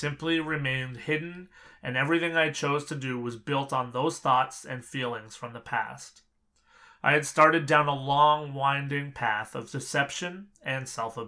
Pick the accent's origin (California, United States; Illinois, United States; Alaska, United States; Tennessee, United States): Alaska, United States; Anchorage; born there; I was born here in Anchorage in 1975.